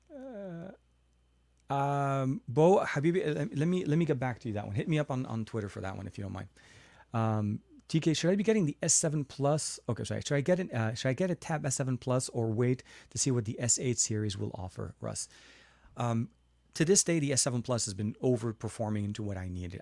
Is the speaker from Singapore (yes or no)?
no; Lebanon; now in United States; I was born in Lebanon and I'm, I live in the U S right now